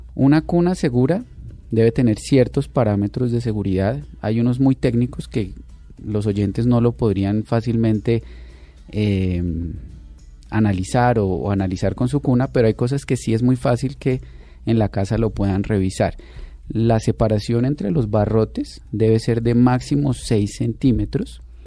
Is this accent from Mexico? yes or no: no; Colombia